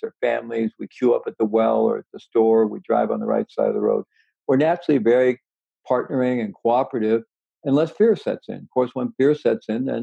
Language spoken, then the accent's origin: English; Missouri, United States; moved away; I was born in Missouri, and I had good rational skeptical education in Missouri, the show me state